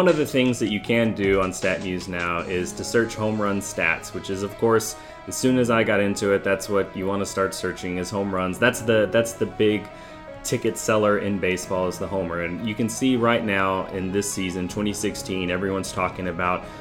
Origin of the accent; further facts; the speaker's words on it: Houston, Texas, United States; I grew up in the Houston area